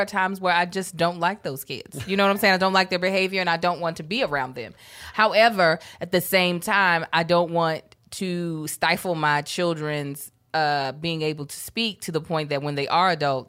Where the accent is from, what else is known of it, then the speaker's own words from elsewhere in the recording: Baltimore, Maryland, United States; That was like going back home to Baltimore, sounding now like we're from Kentucky.